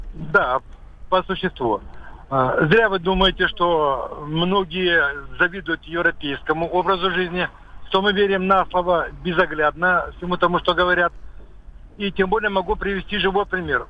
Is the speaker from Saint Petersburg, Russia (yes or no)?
no; Adygea, Russia; Я родом из Адыгеи